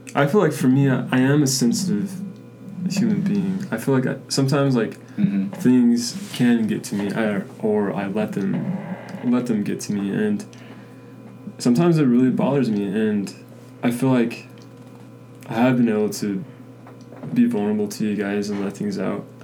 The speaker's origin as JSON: {"language": "English", "town": "Spanish Fork", "region": "Utah", "country": "United States", "said": "I am from Spanish Fork, Utah"}